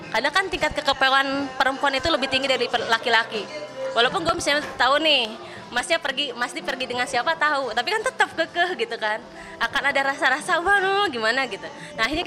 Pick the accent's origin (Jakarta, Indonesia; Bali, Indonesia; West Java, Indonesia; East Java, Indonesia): West Java, Indonesia; Sukabumi; gue punya waktu untuk pulang ke Sukabumi biasanya gitu ya pulang kampung